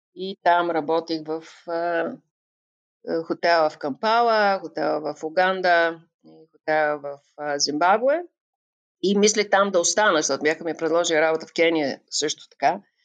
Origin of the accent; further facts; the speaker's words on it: Bulgaria; moved away as an adult; now in Tbilisi, Georgia; откривах света до толкова, доколкото той можеше да ни бъде представен в България